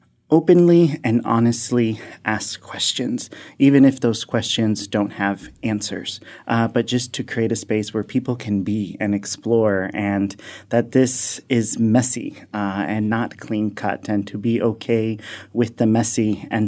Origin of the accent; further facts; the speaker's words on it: Miami, Florida, United States; now in Athens, Ohio, United States; I was born and raised in Miami, Florida, and into a Hispanic household, a Latino household